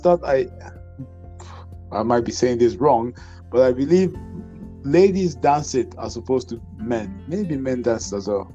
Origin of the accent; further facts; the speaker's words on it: Ghana; I'm from Ghana.